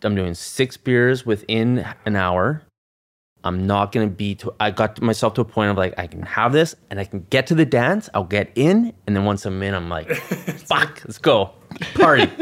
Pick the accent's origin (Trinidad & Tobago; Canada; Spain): Canada; we're Canadian